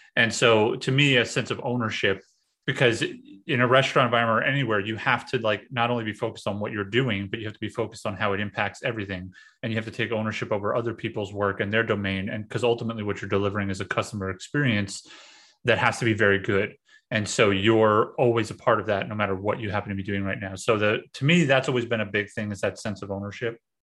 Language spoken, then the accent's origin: English; New York City, New York, United States; moved away as an adult; also born or lived in central Pennsylvania; I'm from New York City